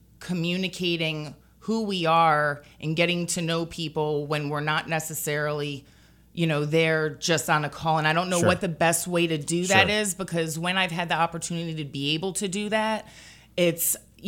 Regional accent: United States; now in Baton Rouge, United States; My house was flooded and I have no family here. Yeah. I'm originally from New York

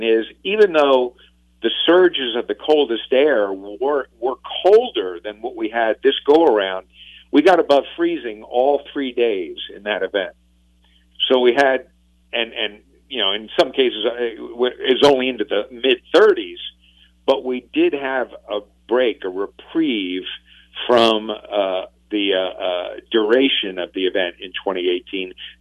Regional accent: Northeast, United States; now in Louisiana, United States; I grew up in the Northeast along the East Coast

